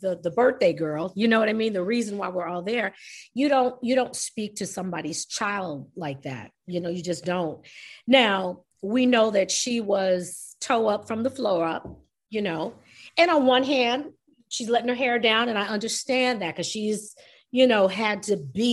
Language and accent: English; New York, United States; I'm New York